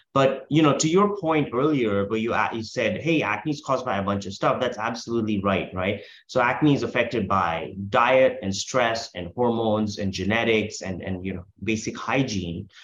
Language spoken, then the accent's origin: English; India; now in United States; I'm originally from India where we don't we call cookies biscuits